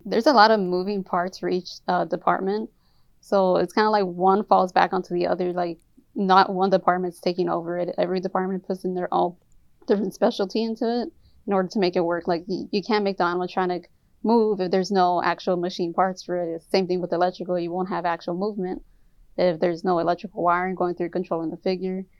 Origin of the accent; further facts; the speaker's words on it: Inglewood, California, United States; I'm from originally from Inglewood, California